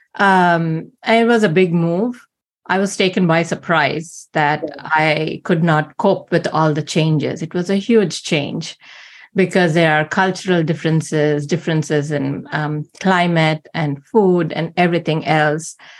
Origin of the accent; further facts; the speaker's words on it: India; moved away; growing up in India, because almost everyone around you is not a Christian.